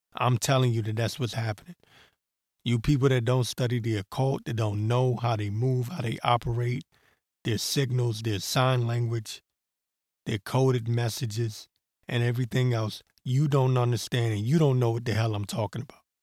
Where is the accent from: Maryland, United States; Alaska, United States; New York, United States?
Maryland, United States; accent: Maryland; also born or lived in Washington, D.C.; Showing my Maryland accent